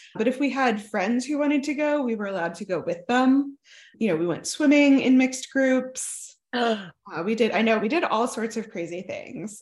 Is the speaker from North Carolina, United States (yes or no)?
no; Oklahoma, United States; also born or lived in southern United States; I grew up mostly in Oklahoma